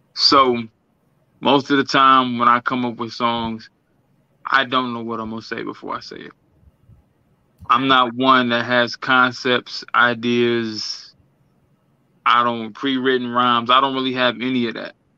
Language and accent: English; Milwaukee, Wisconsin, United States; I am from Milwaukee, Wisconsin, Midwest, um, 414, MKE